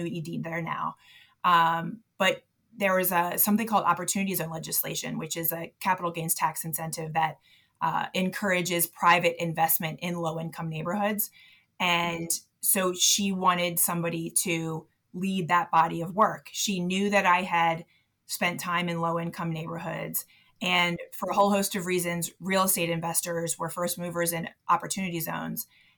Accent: Baltimore, Maryland, United States; I was born and raised in Baltimore to a basketball coach who coached in the inner city. So I grew up as like a little white girl in a bunch of black gyms in Baltimore.

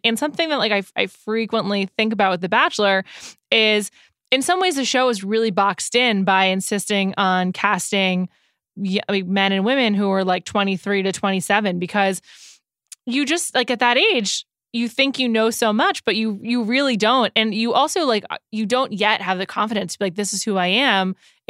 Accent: New York City, New York, United States; moved away; I grew up in New York City. My family still lives there. I spend quite a bit of time there still.

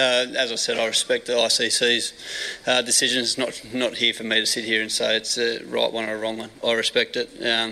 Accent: Australia; As Australian cricketers

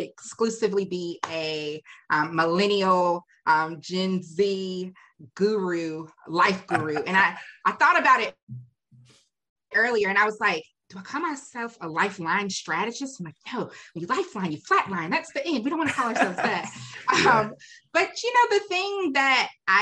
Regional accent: Raleigh, North Carolina, United States; I was born and raised in Raleigh

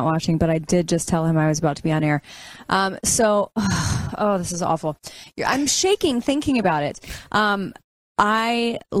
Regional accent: Alabama, United States; I'm a Southern gal. I'm from Alabama

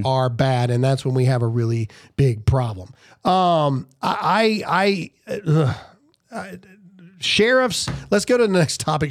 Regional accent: Mississippi, United States; I'm from Mississippi

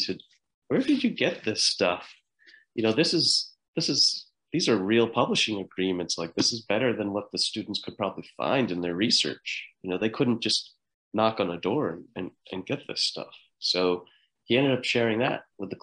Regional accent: United States; we grew up just outside of New York City

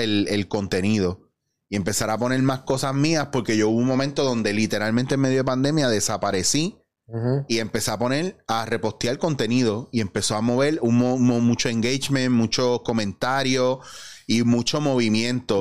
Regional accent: Puerto Rico; Yo me considero súper puertorriqueño y me gusta apoyar el producto local

